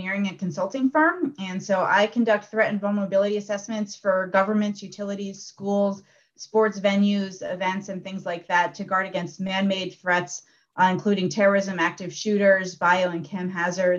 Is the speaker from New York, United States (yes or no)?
yes; Albany, New York, United States; moved away; Growing up in Albany, New York, where I did